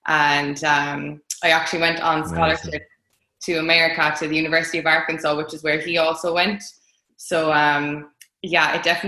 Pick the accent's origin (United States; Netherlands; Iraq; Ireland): Ireland; Limerick, Munster; I am an Irish middle distance athlete. I'm from Limerick